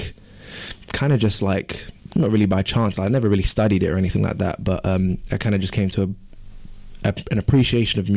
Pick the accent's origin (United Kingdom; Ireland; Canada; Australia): United Kingdom; London; born and raised in Walthamstow, East London